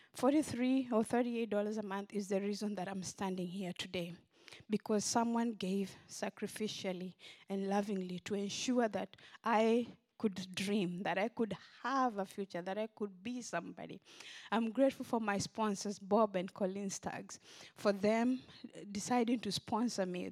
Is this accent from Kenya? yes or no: yes; Kenya; now in Memphis, United States; I grew up in Kenya, in a village in western Kenya.